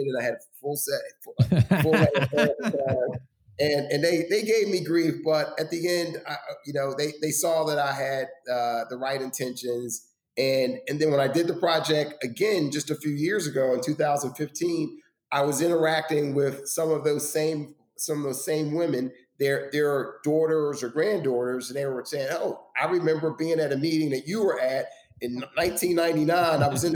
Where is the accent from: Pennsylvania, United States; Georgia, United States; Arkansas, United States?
Pennsylvania, United States; Philadelphia; South Philadelphia, my hometown